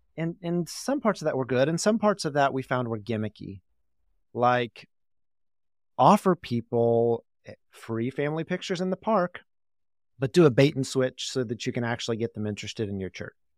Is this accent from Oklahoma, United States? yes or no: yes; Tulsa, Oklahoma, United States; I grew up in Tulsa.